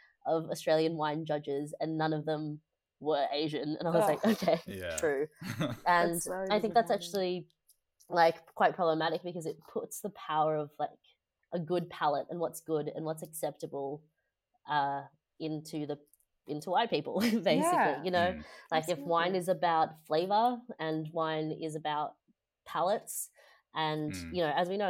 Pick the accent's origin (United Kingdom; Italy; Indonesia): Indonesia; moved away; growing up in Indonesia